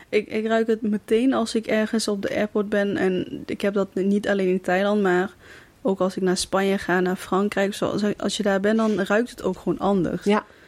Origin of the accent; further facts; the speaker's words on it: Kaatsheuvel, North Brabant, Netherlands; Ik kom uit Kaatsheuvel